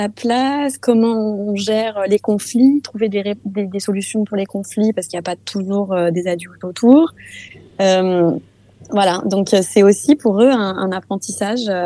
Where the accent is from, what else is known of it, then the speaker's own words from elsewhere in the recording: France; moved away as an adult; now in Denmark; je suis française, mais mon père est danois